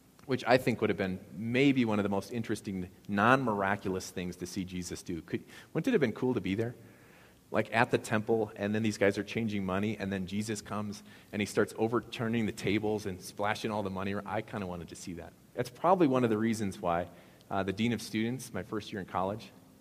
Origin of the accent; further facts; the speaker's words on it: Appleton, Wisconsin, United States; my hometown of Appleton of 70,000 people